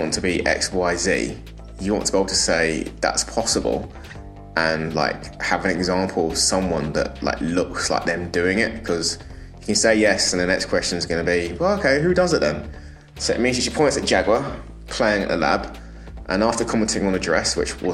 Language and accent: English; London, United Kingdom; moved away as an adult; also born or lived in Newcastle; now in Northern Ireland, United Kingdom; I'm from East London, but I also went to like the whitest school, an all boys grammar school in London